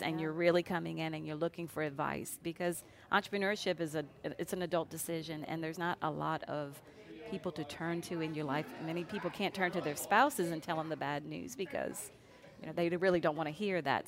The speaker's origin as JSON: {"language": "English", "town": "New Orleans", "region": "Louisiana", "country": "United States", "also_born_or_lived": "Lafayette", "moved": "as an adult", "said": "I hail from the New Orleans area"}